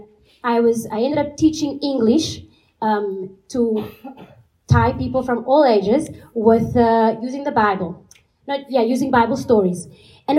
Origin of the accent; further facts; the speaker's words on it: Cape Town, Western Cape, South Africa; moved away as an adult; now in Portugal; I'm from South Africa, and I'm from the big city of Cape Town